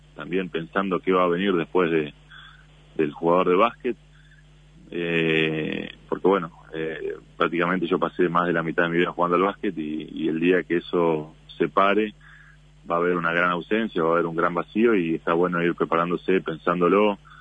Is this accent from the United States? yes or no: no; Uruguay